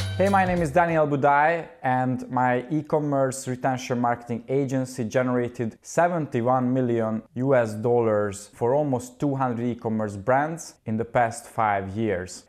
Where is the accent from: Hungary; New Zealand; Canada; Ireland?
Hungary; I studied geology for six years in my home country in Hungary, Budapest